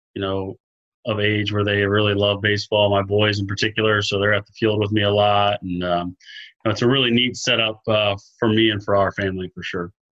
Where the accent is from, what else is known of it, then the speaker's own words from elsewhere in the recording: Melbourne, Florida, United States; junior college over here in Melbourne, um, in my hometown where we, where I grew up